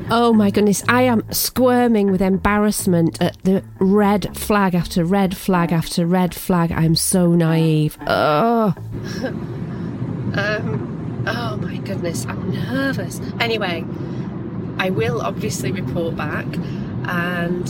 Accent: England, United Kingdom; everyone from my home country

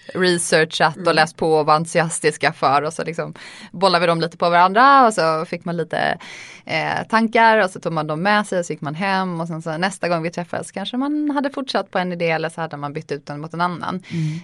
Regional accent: Lund, Skåne, Sweden; accent: försiktig dialekt; jag växte upp i Lund, gick i skola där

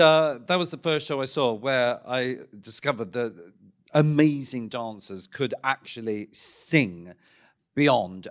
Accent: Ballarat, Victoria, Australia; moved away; from my hometown of Ballarat, of course, in Victoria

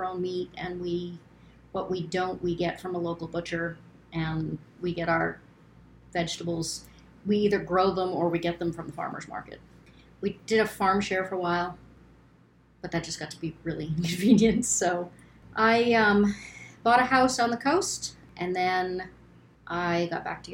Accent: Turner, Maine, United States; I am from Maine, born and raised. I grew up in Turner.

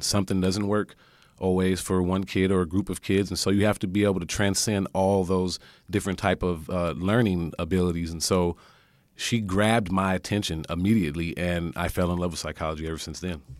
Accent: California, United States; I'm from California

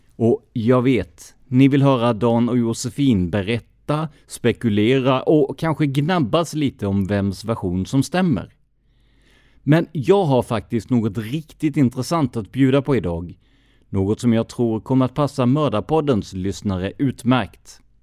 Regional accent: Rödeby, Blekinge, Sweden; Jag är uppväxt i Rödeby

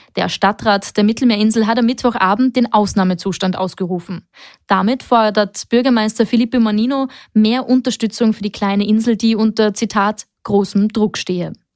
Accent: Austria; hier bei uns in Österreich

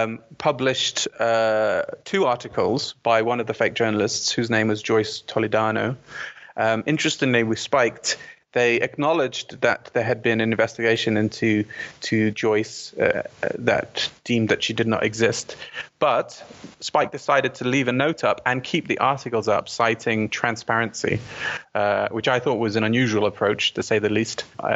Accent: Bahrain; also born or lived in London / Saudi Arabia; I was born in London, but when I was 6 months old, we moved to Saudi Arabia because of my dad's job. He was an engineer. So I lived in Saudi for 3 years. And then from Saudi, we moved to Bahrain

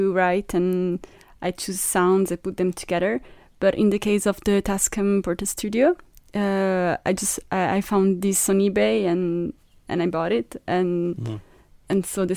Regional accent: Switzerland; moved away as an adult; now in Liverpool, United Kingdom; I'm based in Liverpool, but I was born in Switzerland. I just moved 4 years ago in the UK

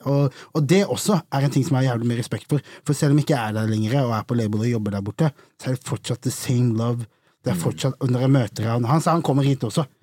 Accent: Vegårshei, Agder, Norway; also born or lived in Arendal; jeg er egentlig fra Vegårshei, nabokommunen til Risør

